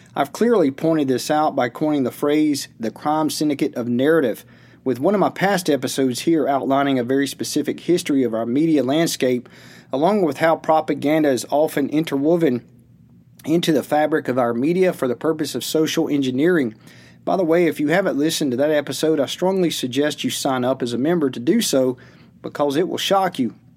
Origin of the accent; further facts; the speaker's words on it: Georgia, United States; his and my home state of Georgia